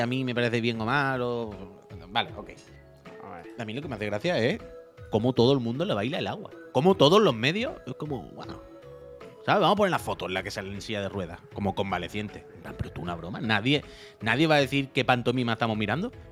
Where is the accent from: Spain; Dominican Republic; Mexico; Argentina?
Spain; Yo soy español